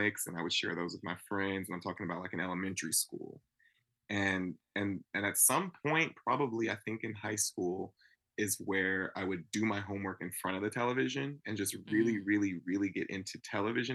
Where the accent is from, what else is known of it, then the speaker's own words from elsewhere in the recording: Napa, California, United States; growing up in Napa, California